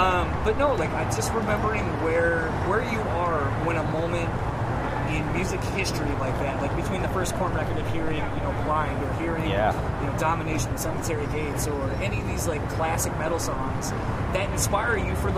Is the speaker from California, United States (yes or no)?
yes; California, United States; I'm from California, and the band Suicide Silence, and I play the guitar.